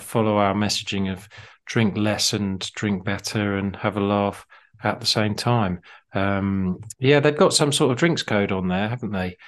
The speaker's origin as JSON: {"language": "English", "town": "Harpenden", "region": "East of England", "country": "United Kingdom", "tie": "born or raised there", "said": "my hometown, Harpenden"}